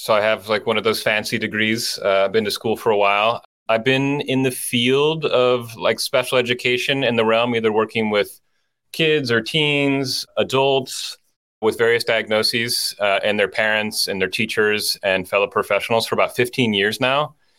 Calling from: Los Angeles, California, United States; I'm in Los Angeles today.

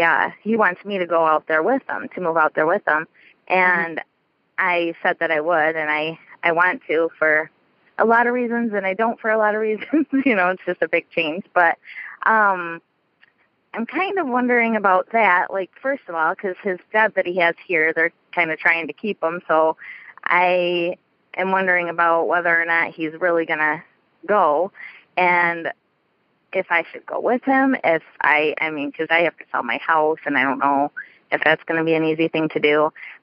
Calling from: Gladwin, Michigan, United States; I'm calling from Michigan.

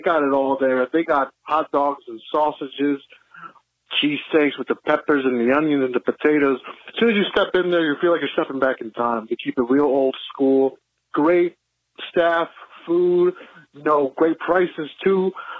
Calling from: West Orange, New Jersey, United States; I'm actually out from West Orange.

